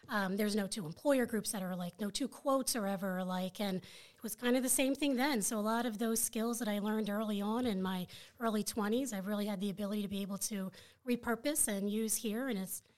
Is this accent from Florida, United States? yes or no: yes; Florida, United States; I'm a military brat, so I was originally from Florida, so I was born down at Patrick Air Force Base in Florida.